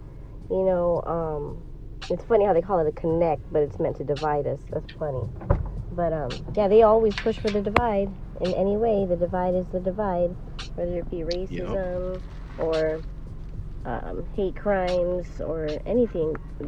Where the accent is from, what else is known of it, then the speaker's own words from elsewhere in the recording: United States; as I'm getting older and I'm an American